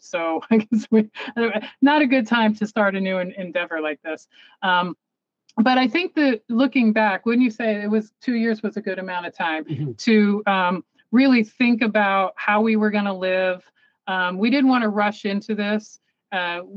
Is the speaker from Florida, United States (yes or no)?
yes; Tarpon Springs, Florida, United States; moved away; I grew up in Florida, in the Tarpon Springs area